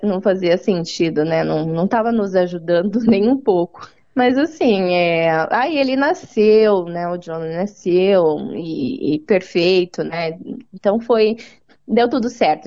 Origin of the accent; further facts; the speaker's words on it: Maringá, Paraná, Brazil; moved away as an adult; now in New Zealand; Eu nasci em Maringá, no uhum. estado do Paraná